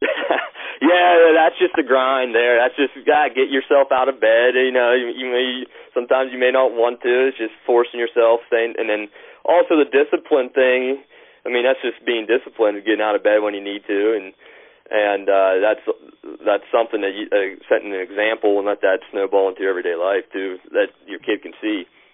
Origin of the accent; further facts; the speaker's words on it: Altoona, Pennsylvania, United States; moved away as an adult; I was born in Altoona, Pennsylvania. Um, I played sports in high school. I went to the same high school that both my parents went to.